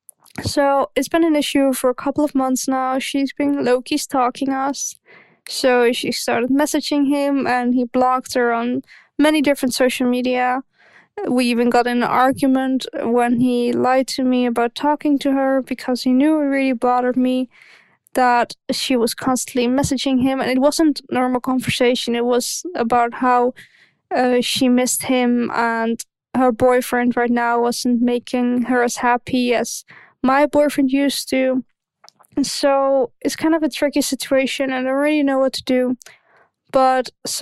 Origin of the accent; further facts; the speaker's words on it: Netherlands; English is a second language; sorry for my accent. I'm Dutch.